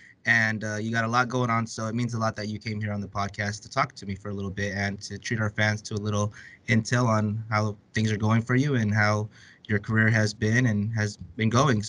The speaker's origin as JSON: {"language": "English", "country": "United States", "tie": "born or raised there", "said": "growing up here in the States, us Filipinos"}